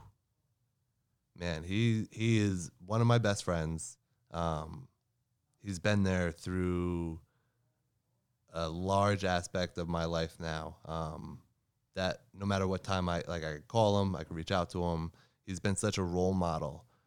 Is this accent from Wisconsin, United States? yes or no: no; New Jersey, United States; I'm from New Jersey